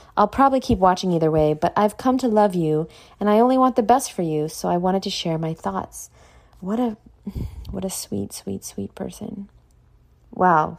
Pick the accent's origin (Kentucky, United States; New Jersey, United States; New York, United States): New York, United States; I'm from New York and that's what we do there, Like, that's my accent